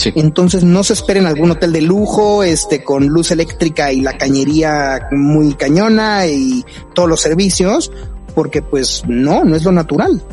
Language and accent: Spanish; Mexico; como mexicanos necesitamos visa